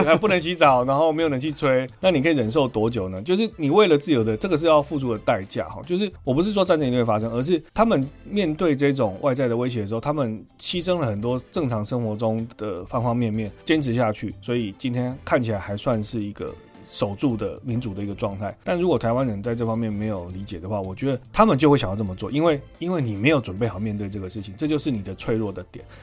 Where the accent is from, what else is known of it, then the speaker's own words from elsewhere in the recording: Taiwan; 我们台湾人能够承受吗